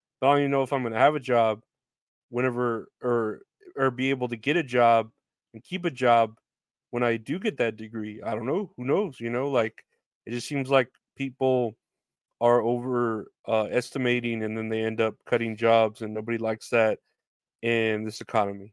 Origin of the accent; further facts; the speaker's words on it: Boston, Massachusetts, United States; I'm from Boston. I'm a fucking pervert from Boston